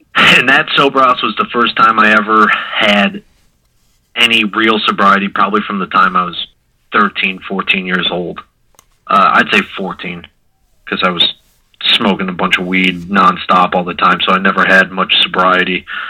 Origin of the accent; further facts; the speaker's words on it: Mentor, Ohio, United States; I'm from Mentor, Ohio.